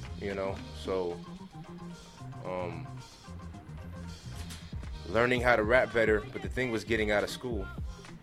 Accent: Los Angeles, California, United States; I'm from the Merck Park.

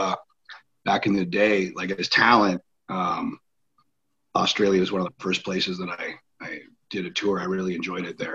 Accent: Ontario, Canada; in my hometown, at the little hockey arena

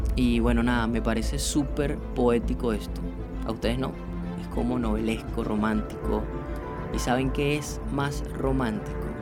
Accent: Venezuela; yo soy venezolano

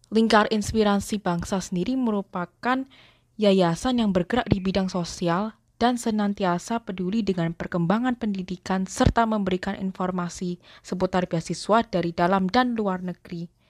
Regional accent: Surabaya, East Java, Indonesia; aku berasal dari kota Surabaya.

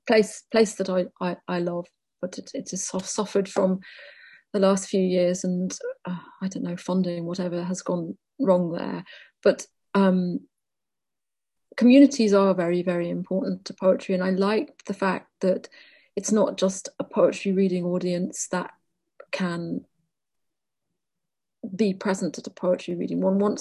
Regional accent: Wales, United Kingdom; And I suppose I locate myself as a Welsh person alongside Ireland.

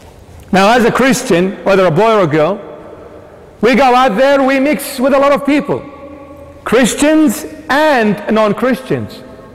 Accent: Sydney, New South Wales, Australia; We're growing up in the 21st century. We're growing up in the West. We're growing up in Sydney, Australia.

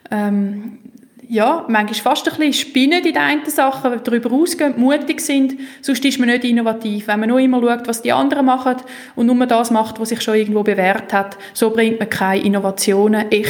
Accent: Switzerland; Und die Kombination von Bodenständigkeit, Tradition, aber doch Weltoffenheit, wo wir müssen haben als Schweizer, weil wir sind ja wirklich schnell im Ausland, wenn wir von daheim anfangen losfahren

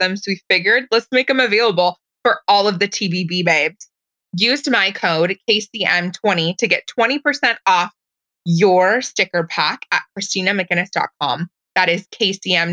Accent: Portland, Oregon, United States; I'm from Portland, Oregon

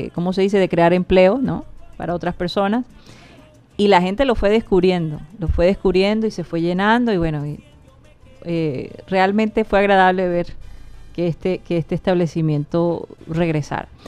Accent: Colombia; moved away; also born or lived in North Carolina; no reconocían nuestro acento, no lo relacionaban con Colombia

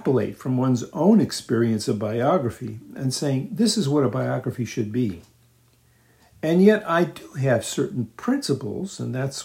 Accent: United States; moved away; also born or lived in England

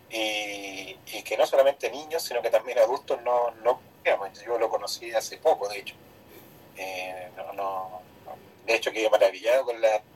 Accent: Argentina; lo que más nos orgullosos como argentinos.

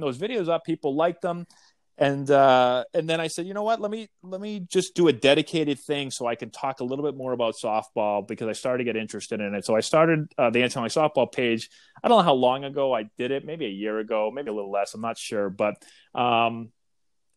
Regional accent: Boston, Massachusetts, United States; I am from Boston. I grew up a Red Sox fan

